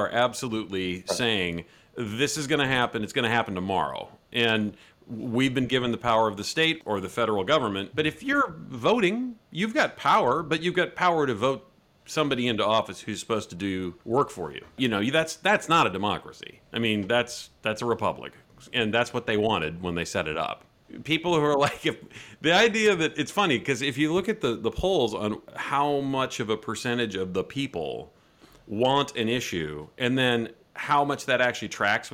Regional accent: United States; I'm an American

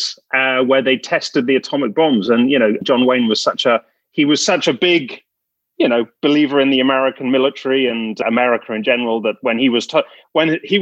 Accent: England, United Kingdom; as an Englishman

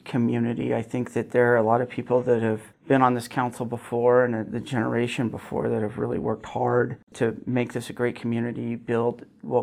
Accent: Gillette, Wyoming, United States; also born or lived in Newcastle, Wyoming; I was actually born in Newcastle. Both my parents are from Newcastle, but I grew up in Gillette

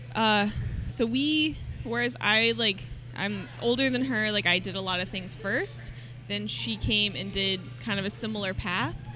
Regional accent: Oklahoma, United States; now in San Diego, United States; I'm not from San Diego. Like I'm from Oklahoma

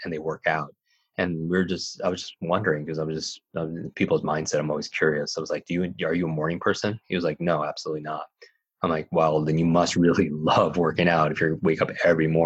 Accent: Northeast, United States; I grew up in the Northeast

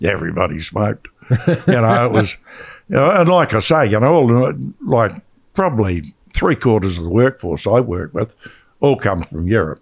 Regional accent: Australia; we're from Australia

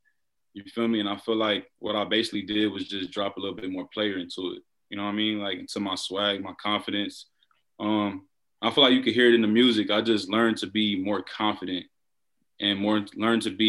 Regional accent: Inglewood, California, United States; I hail from Inglewood, California

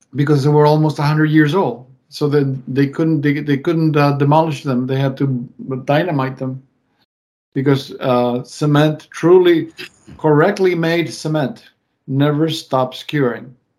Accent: Mendoza, Argentina; moved away; my hometown of Mendoza

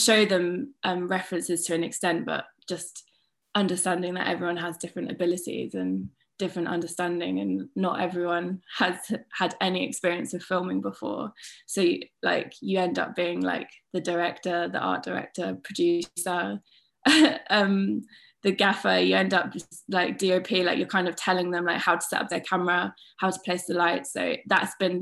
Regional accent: Suffolk, East of England, United Kingdom; also born or lived in Thetford / Bury St Edmunds; I'm from Suffolk. Well, I'm actually from like the Suffolk Norfolk border, but I grew up like going to schools in Suffolk

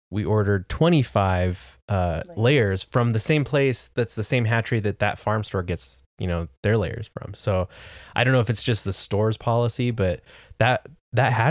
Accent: United States; I'm an American. We don't

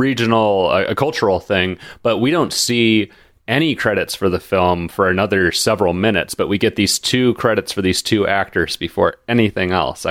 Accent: United States; because I'm American

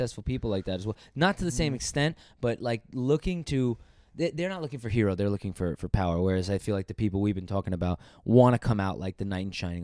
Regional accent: United States; I'm American to the heart

